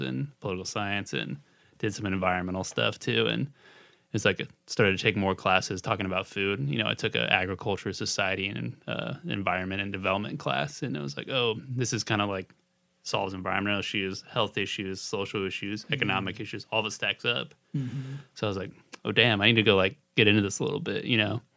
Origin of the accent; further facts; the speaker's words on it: Boerne, Texas, United States; moved away as an adult; also born or lived in Austin, Texas; now in San Antonio, United States; I'm from Bernie originally